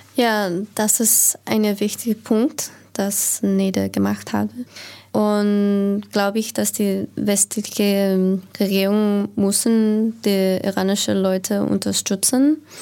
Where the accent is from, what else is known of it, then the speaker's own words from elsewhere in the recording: United States; German is a second language; ich eine Frau aufgewachsen in Amerika